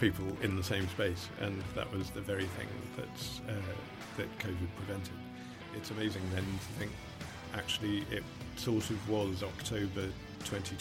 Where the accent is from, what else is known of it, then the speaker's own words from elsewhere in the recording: Australia; growing up in Australia in the 70s, 80s